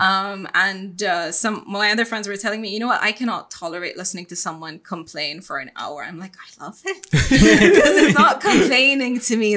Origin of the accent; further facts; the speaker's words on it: Bahrain; moved away as an adult; also born or lived in Ras Al Khaimah, UAE; I'm born and raised in Bahrain. I'm Bahraini